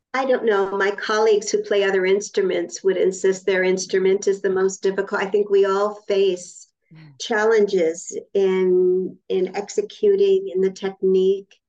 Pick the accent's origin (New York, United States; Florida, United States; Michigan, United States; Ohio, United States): New York, United States; Rochester; also born or lived in Vancouver; now in New York, United States; I was born upstate New York. I was born okay. in Rochester, New York